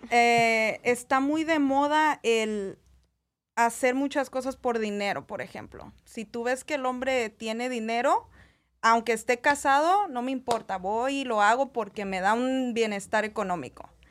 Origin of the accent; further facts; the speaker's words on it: El Salvador; now in Las Vegas, United States; Nosotros somos salvadoreñas.